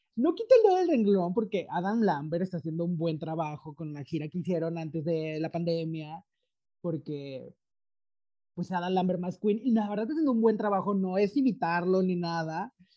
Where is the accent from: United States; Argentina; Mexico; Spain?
Mexico; yo soy mexicano, pero estoy aquí porque intercambio